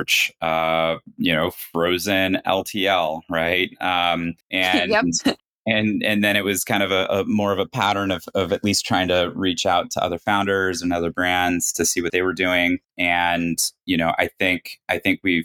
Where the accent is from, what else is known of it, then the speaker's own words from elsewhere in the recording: United States; moved away; also born or lived in China; two American founders